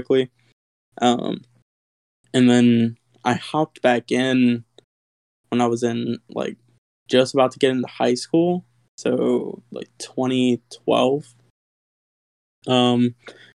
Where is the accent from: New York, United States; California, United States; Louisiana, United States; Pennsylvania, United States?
Louisiana, United States; Lafayette; I'm from Lafayette, Louisiana.